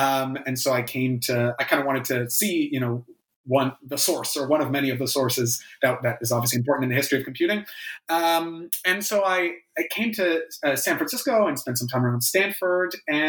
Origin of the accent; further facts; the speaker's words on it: Canada; especially as a Canadian and someone who has not spent any time in Silicon Valley, or indeed much time in the United States at all